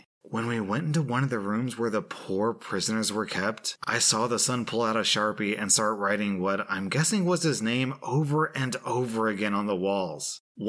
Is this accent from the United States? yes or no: no; Beijing, China; born there; So I was born in Beijing.